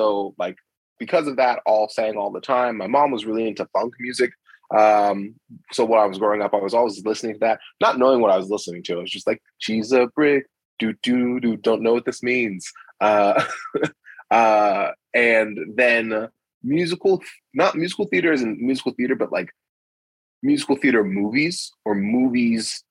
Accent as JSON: {"language": "English", "town": "Rochester", "region": "Pennsylvania", "country": "United States", "moved": "yes", "lives_now": "Salisbury, United States", "said": "I live in Salisbury, Maryland now, but I'm originally from Rochester, Pennsylvania"}